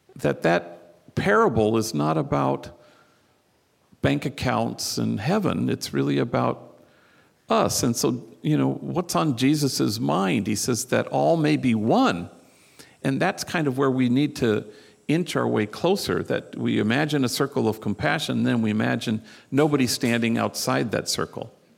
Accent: Los Angeles, California, United States; I come from Hollywood

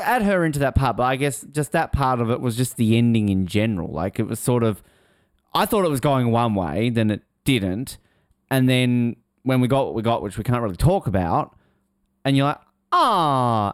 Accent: Australia; I'm Australian

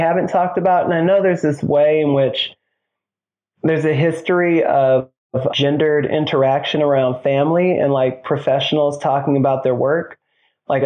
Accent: Detroit, Michigan, United States; moved away; I'm from Detroit. I'm a big city boy.

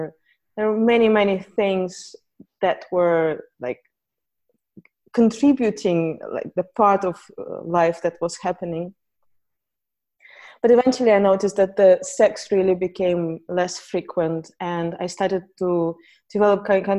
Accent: Saint Petersburg, Russia; So I grew up in Russia, in St. Petersburg

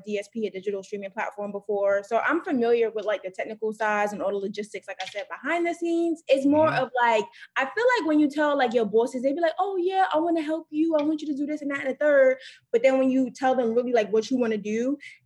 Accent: New York, United States; moved away; I'm from New York, but I'm also, like, I don't want to go back to New York right now because I do like being away from New York

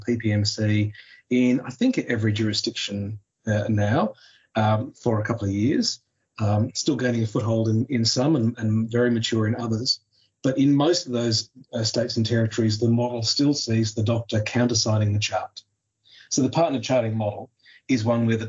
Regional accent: Tasmania, Australia; my home state of Tasmania

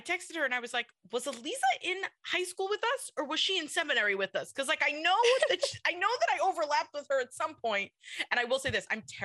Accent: New York City, New York, United States; I grew up in Kew Garden Hills where I still live.

